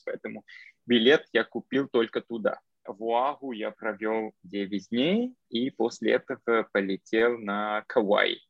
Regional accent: Armenia; Russian is a second language; also born or lived in Moscow, Russia / Cambridge, Massachusetts, United States; now in New York, United States; я сам армянин, родом из Армении, но из Москвы переехал в Штаты

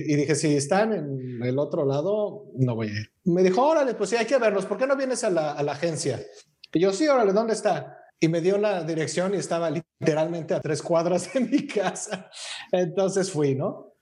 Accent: Mexico City, Mexico; moved away as an adult; now in British Columbia, Canada; no soy de aquí, soy de México

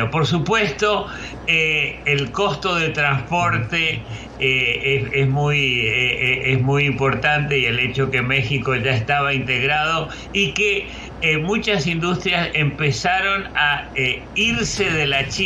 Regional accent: Argentina; como argentino de origen

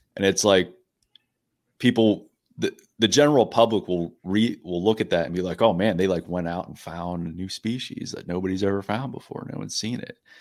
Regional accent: Pittsburgh, Pennsylvania, United States; I'm from the Pittsburgh area

